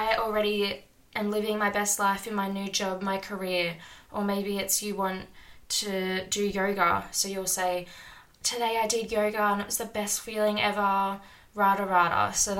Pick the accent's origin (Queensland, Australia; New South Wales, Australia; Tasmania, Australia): New South Wales, Australia; Sydney; moved away; also born or lived in small country town; I'm currently living in a small country town, but I'm originally from Sydney, Australia.